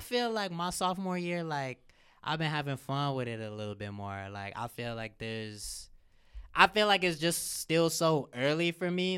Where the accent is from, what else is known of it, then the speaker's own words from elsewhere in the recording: Cincinnati, Ohio, United States; I'm from Cincinnati